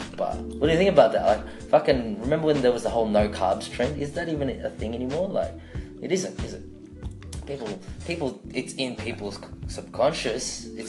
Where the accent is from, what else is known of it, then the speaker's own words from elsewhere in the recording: Philippines; That's how we eat as Filipinos, right?